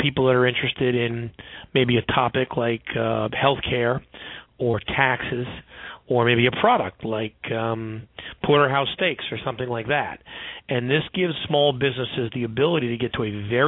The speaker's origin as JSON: {"language": "English", "town": "New York City", "region": "New York", "country": "United States", "tie": "born or raised there", "said": "I grew up in Brooklyn, New York"}